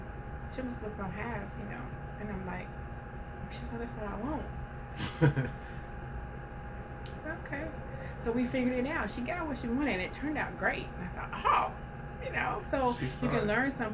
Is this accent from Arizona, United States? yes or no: no; New Orleans, Louisiana, United States; I come from Holly Grove